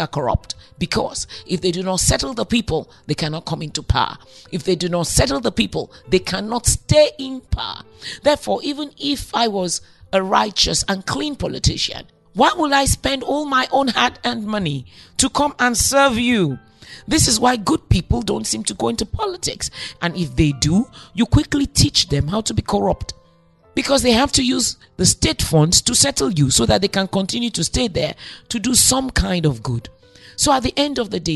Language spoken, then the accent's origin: English; Nigeria; I'm Nigerian. We are an amazing set of people